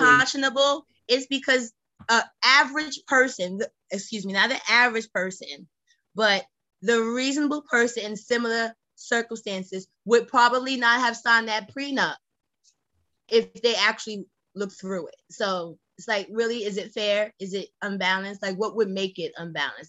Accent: New York City, New York, United States; I come from Brownsville. All people do is yap

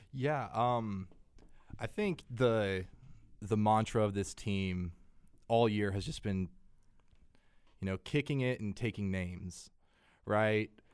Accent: Texas, United States; moved away; I'm from Texas, and I was there when Texas and Texas A and M stopped playing

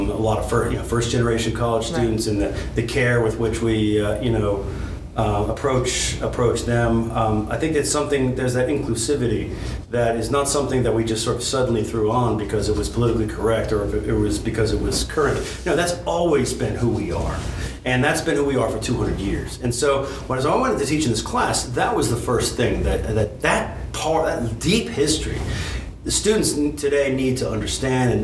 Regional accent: Northern Virginia, United States; moved away as an adult; also born or lived in Michigan; now in Maryville, Tennessee, United States; I grew up in Northern Virginia

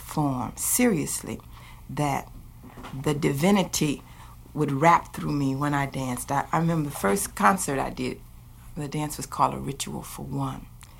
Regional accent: East St. Louis, Illinois, United States; since I was from Illinois anyway, East St. Louis

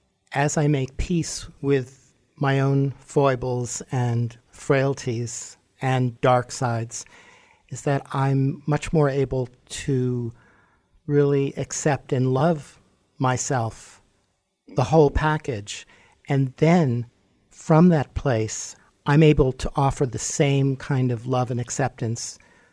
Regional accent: New York City, New York, United States; I grew up in Manhattan, so I was exposed to a lot.

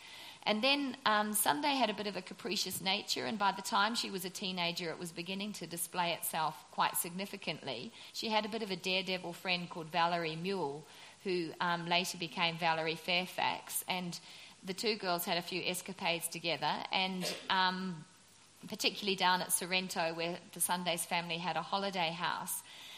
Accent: New Zealand; I'm a Kiwi

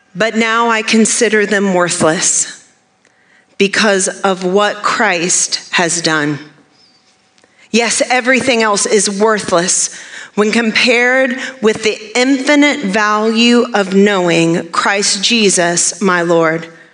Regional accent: Maine, United States; moved away; I grew up in Maine

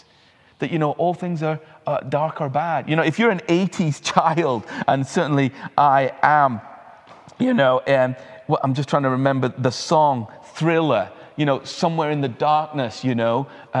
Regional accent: Uttarakhand, India; moved away; as a child, I had the incredible privilege of growing up in the Himalayas in India, in the foothills, in an international school.

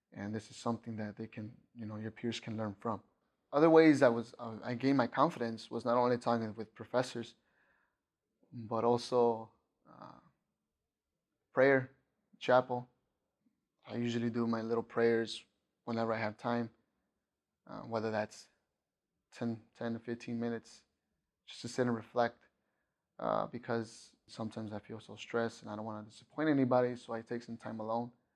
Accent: Chicago, Illinois, United States; moved away; I'm from Chicago

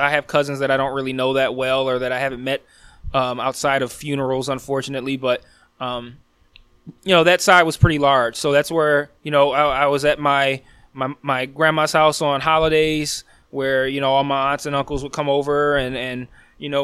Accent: Detroit, Michigan, United States; I'm born and raised in Detroit. I've lived in Detroit for over 30 of my nearly 39 years

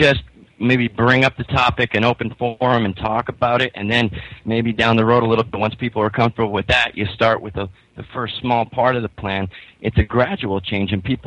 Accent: Pittston, Pennsylvania, United States; my hometown of Pittston, Pennsylvania

